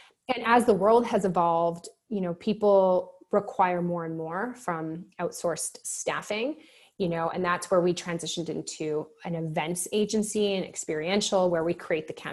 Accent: Vancouver, British Columbia, Canada; I'm originally from Vancouver, born and raised here, suburbs of Vancouver.

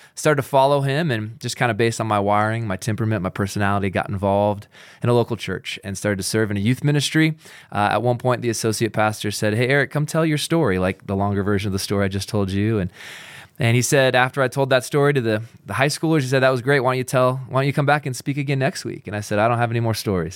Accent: Pacific Northwest, United States; now in Utah, United States; I grew up in the Pacific Northwest

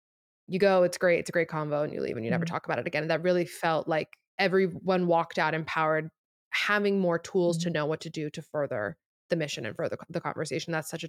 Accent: Miami, Florida, United States; I'm from Miami.

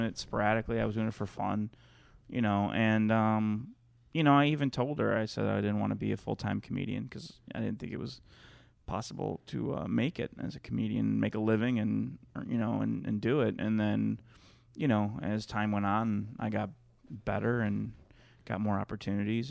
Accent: Chicago, Illinois, United States; moved away as an adult; now in California, United States; I grew up in there, in, born and raised in Chicago.

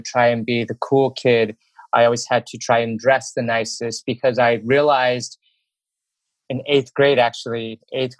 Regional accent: Benjamin, Utah, United States; moved away as an adult; I grew up in Utah, and specifically in Utah County

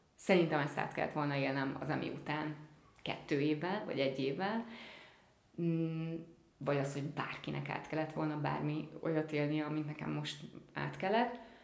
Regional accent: Hungary; first language Hungarian; én magyar színész vagyok, magyar az anyanyelvem

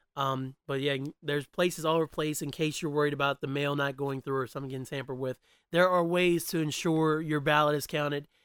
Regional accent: West Virginia, United States; I've lived in West Virginia since the time I was nine years old

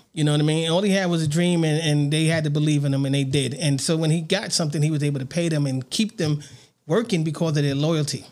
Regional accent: New York City, New York, United States; now in Las Vegas, United States; I grew up on Bathgate Avenue.

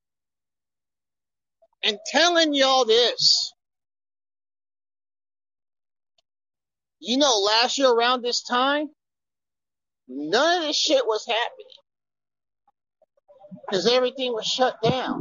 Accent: Kansas City, United States; my hometown, Kansas City.

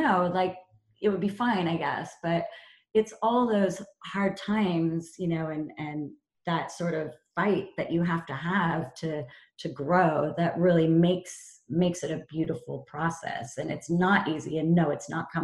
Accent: Topanga, California, United States; moved away as an adult; also born or lived in Amsterdam; now in London, United Kingdom; growing up in California in Topanga

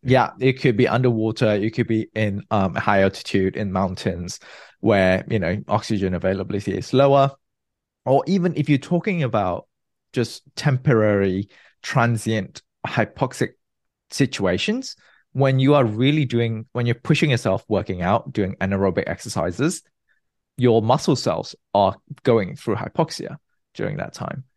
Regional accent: Malaysia; moved away as an adult; also born or lived in Nottingham, United Kingdom / New York, United States / New Jersey, United States / Munich, Germany; now in San Francisco, United States; I was born and bred in Malaysia. I grew up there.

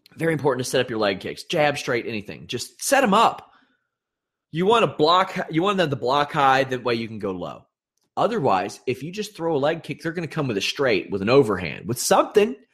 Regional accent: Maysville, United States; moved away; I am going to my hometown of Maysville

